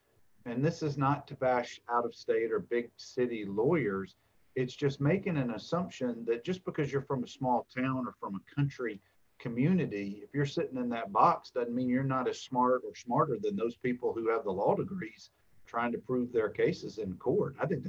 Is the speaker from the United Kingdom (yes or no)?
no; Dothan, Alabama, United States; now in Birmingham, United States; even though I'm from Dothan, I've lived in Birmingham over 20 years.